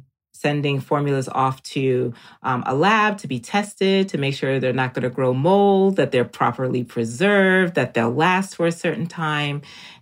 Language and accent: English; Jamaica; born there; I'm also an island girl. I was born in Jamaica.